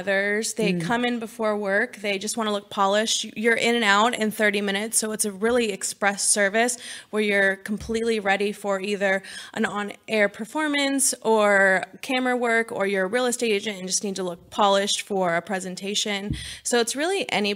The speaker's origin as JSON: {"language": "English", "region": "California", "country": "United States", "moved": "yes", "lives_now": "Texas, United States", "said": "I'm from California originally"}